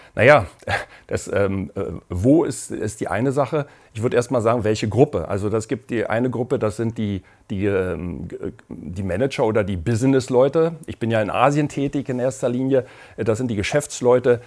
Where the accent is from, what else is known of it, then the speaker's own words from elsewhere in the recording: Berlin, Germany; ich bin in Berlin aufgewachsen und dort, äh, habe dort studiert